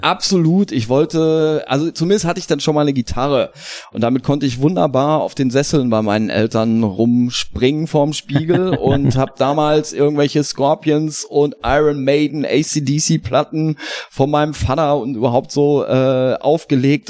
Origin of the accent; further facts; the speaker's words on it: Hagen, North Rhine-Westphalia, Germany; Ich komme ja aus Hagen ist ja eine sehr musikalische Stadt, besonders in den 80ern auch